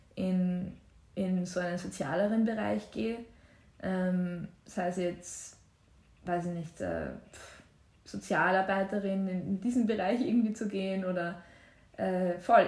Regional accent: Waldviertel, Lower Austria, Austria; moved away as an adult; now in Vienna, Austria; wenn ich so vom Waldviertel nach, nach London ziehe

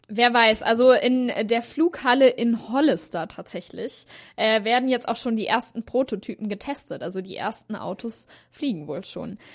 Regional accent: Hanover, Lower Saxony, Germany; ich komme ja auch aus Hannover

